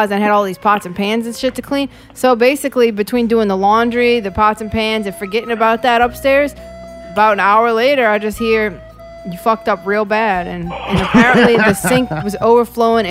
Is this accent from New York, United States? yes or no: no; New Orleans, Louisiana, United States; I'm from the West Bank. We don't call the cops